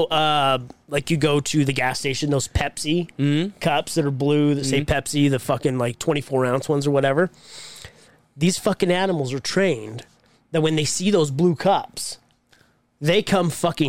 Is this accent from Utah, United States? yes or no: yes; Utah, United States; we're from Utah.